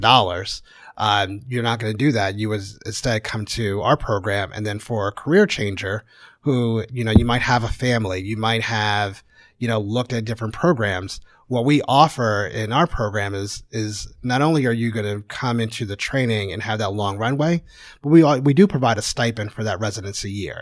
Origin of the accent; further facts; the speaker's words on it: Connecticut, United States; moved away as an adult; also born or lived in Houston; now in Kansas City, United States; I grew up in Connecticut